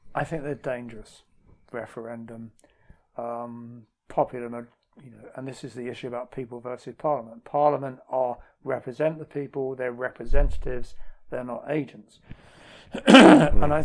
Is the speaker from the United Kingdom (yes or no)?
yes; London, United Kingdom; a Scottish mm. friend of mine calls me a cockney sweaty sock because I'm from London, but also I'm half Scottish